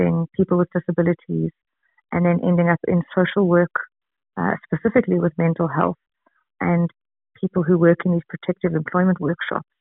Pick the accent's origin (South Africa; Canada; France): South Africa; Johannesburg, Gauteng; I'm from Johannesburg, South Africa